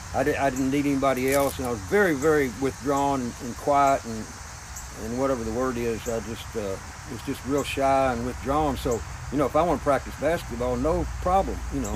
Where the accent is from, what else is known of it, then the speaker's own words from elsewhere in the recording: Kentucky, United States; growing up in Kentucky